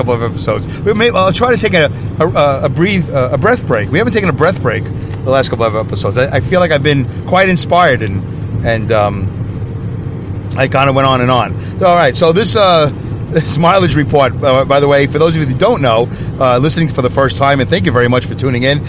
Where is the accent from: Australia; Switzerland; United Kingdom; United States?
United States; Saugerties, New York; my hometown of Saugerties, New York